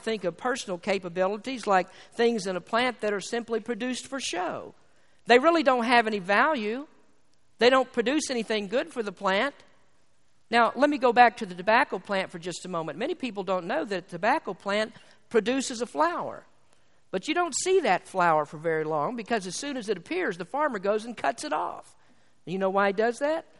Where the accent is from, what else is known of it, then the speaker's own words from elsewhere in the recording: Kentucky, United States; I'm from Kentucky